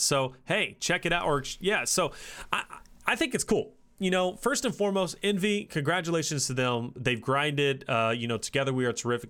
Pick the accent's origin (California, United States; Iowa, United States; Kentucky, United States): Kentucky, United States; I'm from Kentucky